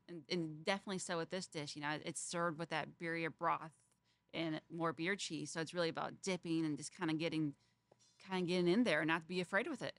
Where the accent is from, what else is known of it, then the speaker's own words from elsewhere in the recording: Fort Wayne, Indiana, United States; I grew up in Fort Wayne, Indiana